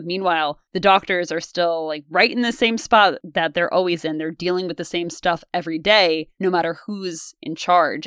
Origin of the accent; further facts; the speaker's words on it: United States; because we're American and we go to American schools